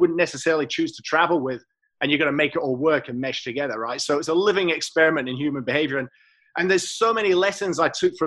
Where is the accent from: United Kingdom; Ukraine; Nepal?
United Kingdom; Scotland; also born or lived in England / Europe; now in Australia; I was born in England, raised in Scotland, nurtured by Europe for 10 years. Matured through several round world trips, and then finally made Australia home